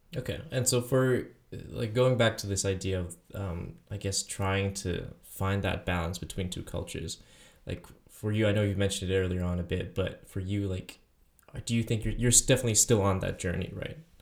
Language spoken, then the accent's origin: English; Taiwan; moved away; I'm from Taiwan